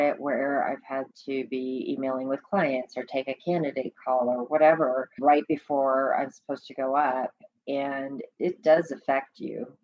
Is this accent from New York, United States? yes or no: yes; New York, United States; moved away; I was back in my hometown.